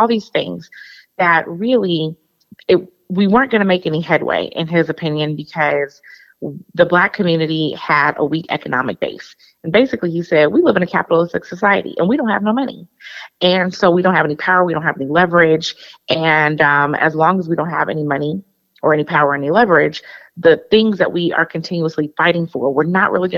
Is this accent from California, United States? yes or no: yes; Oakland, California, United States; now in Denver, United States; I grew up in the Bay Area in Oakland, East Oakland specifically